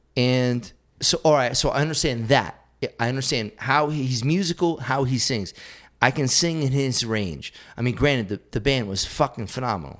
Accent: South Hadley, Massachusetts, United States; South Hadley, Massachusetts

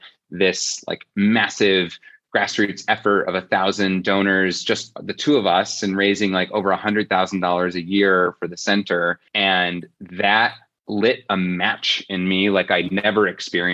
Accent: Fort Wayne, Indiana, United States; I was born and raised in Fort Wayne, Indiana.

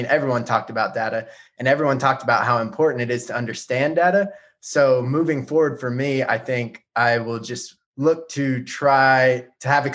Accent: Dallas-Fort Worth area, Texas, United States; I'm from the Dallas-Fort Worth area in Texas

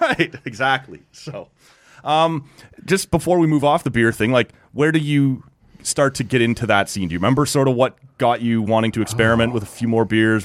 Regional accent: near Toronto, Ontario, Canada; now in Ottawa, Canada; I grew up down near Toronto

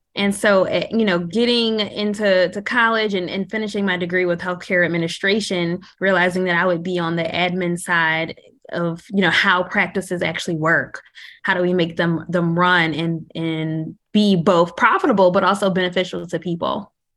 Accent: Philadelphia, Pennsylvania, United States; living in a city growing up in Philadelphia

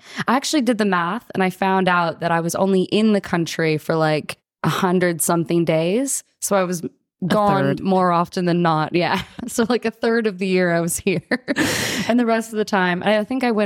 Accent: United States; moved away as an adult; now in Australia; I'm obviously from the States as well

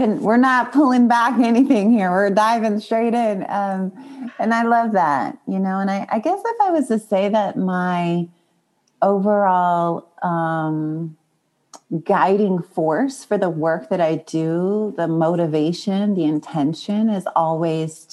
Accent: Long Beach, California, United States; I talk a lot about where I was born and difficulties in East Long Beach, Compton area. And, you know, just all the trauma of inner city and poverty

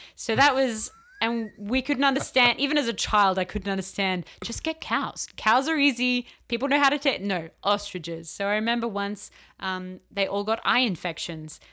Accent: Australia; moved away as an adult; now in Riverside, United States; I'm from Australia

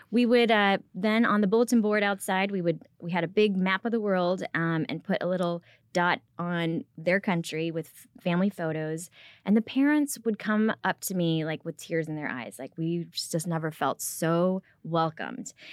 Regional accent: Rockford, Illinois, United States; English is a second language; now in Frisco, United States; I grew up in Rockford, Illinois

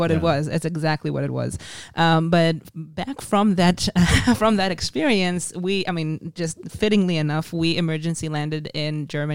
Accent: Israel; English is a second language; since I was six years old growing up in Israel, which is what you do.

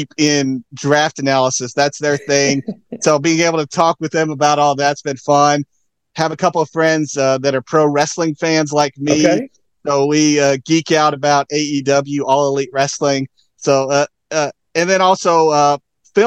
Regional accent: Tennessee, United States; moved away as an adult; also born or lived in Seattle / Kansas City; I'm originally from Tennessee. That's where I grew up, born and raised.

